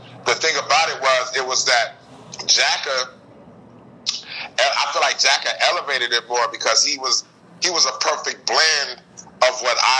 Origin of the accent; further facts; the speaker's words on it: Fresno, California, United States; Well, I'm from Fresno, so I kind of grew up off that music, man. Off of mob music. You know, that's a big Bay Area influence in Fresno, California.